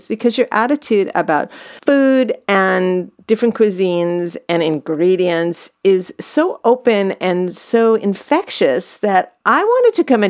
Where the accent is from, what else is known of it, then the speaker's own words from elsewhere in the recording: California, United States; as a Californian